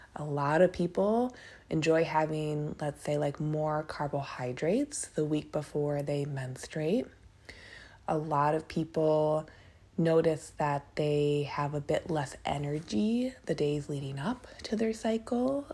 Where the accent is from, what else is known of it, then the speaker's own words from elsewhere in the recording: Minneapolis, Minnesota, United States; now in Portland, United States; I'm from Minneapolis, a lot of us who live in or grew up around Minneapolis